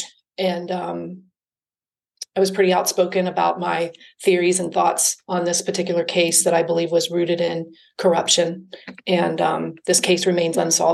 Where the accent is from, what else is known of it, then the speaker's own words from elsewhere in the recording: Cincinnati, Ohio, United States; moved away as an adult; also born or lived in Atlanta, Georgia / Denver, Colorado / Culver City, California; So I was born and raised in Cincinnati. I lived in Cincinnati until I was 20, and at which time I moved to Atlanta, Georgia